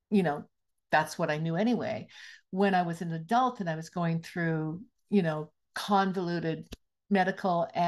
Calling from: Penticton, British Columbia, Canada; I am very blessed to be zooming in from the unceded territory of the Syilx and Okanagan peoples in beautiful Penticton, British Columbia.

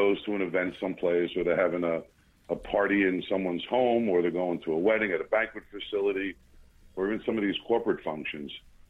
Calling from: New Jersey, United States; I am calling in from New Jersey. The northern part of the country

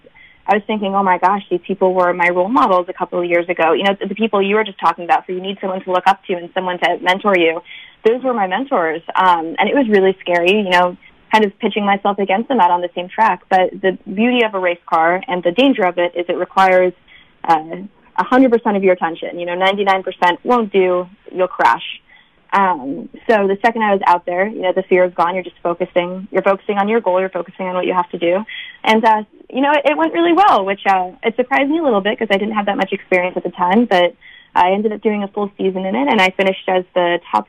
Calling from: Boston, Massachusetts, United States; I'm actually calling from Boston right now

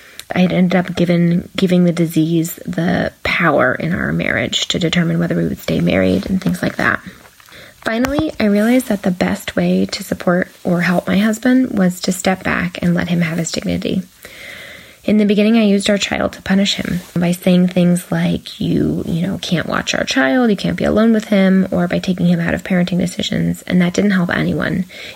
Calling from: California, United States; from California

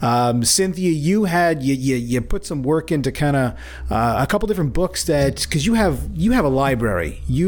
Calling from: Toronto, Ontario, Canada; I'm calling from Etobicoke, Ontario.

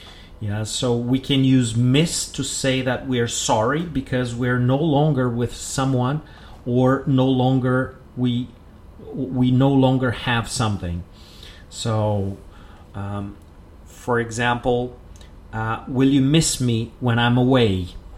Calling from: Porto Alegre, Rio Grande do Sul, Brazil

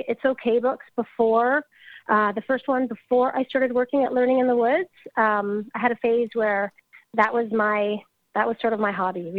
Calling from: Dundas, Ontario, Canada; I'm coming from Dundas, which is very close to Hamilton, Ontario, in Canada.

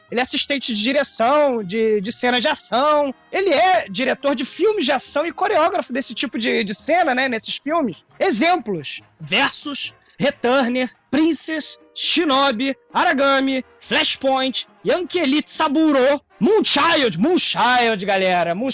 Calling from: Barretos, São Paulo, Brazil; tenho 34 anos e sou de Barreto, São Paulo.

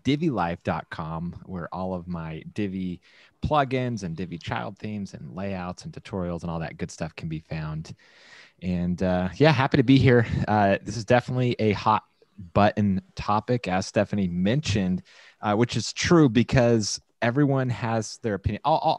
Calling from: San Clemente, California, United States; I'm broadcasting from San Clemente, California, the COVID capital of the world right now.

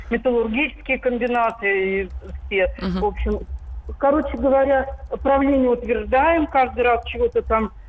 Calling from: Kemerovo Oblast, Russia; с Кузбасса. Я из Кузбасса.

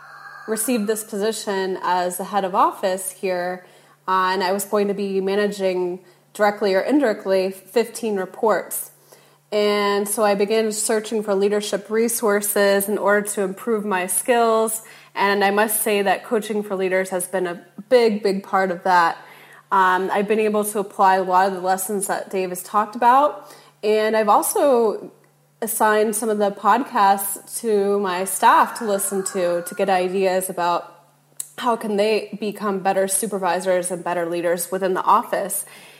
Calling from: Timor-Leste; I am calling from Timor-Leste, which is a small island just north of Australia.

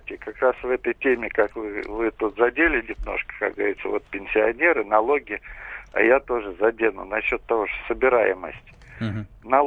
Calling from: Moscow, Russia

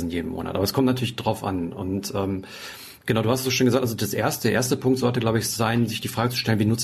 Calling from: Kiel, Schleswig-Holstein, Germany; Ja, hallo … ich komme aus Kiel, ich habe gerade mal euren Podcast gehört

